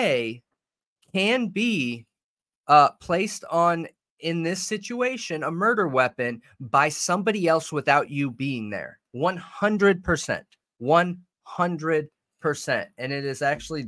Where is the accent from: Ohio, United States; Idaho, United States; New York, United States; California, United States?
California, United States; Southern; moved away; I grew up in Southern Cali